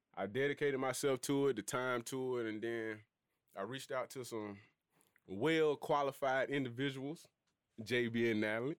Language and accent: English; Birmingham, Alabama, United States; I'm from Birmingham